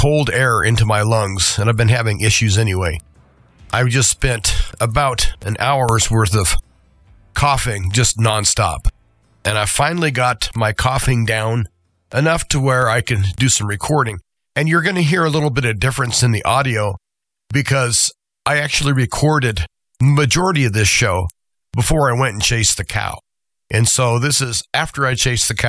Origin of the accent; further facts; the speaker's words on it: United States; as an American